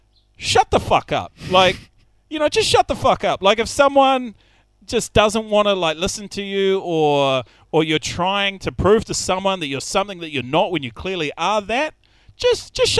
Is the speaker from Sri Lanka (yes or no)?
no; New Zealand; I'm from New Zealand